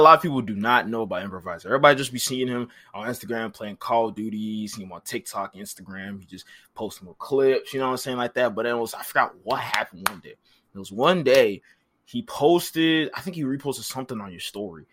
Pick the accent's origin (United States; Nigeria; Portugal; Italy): Nigeria; I'm Nigerian